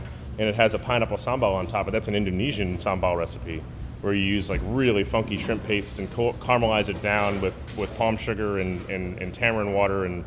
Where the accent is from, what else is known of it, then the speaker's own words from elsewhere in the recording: New Orleans, Louisiana, United States; growing up in New Orleans, we have a huge community